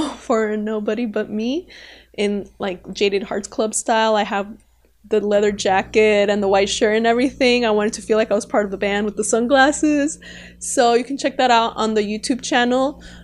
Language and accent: English; Arizona, United States; we're both from Arizona.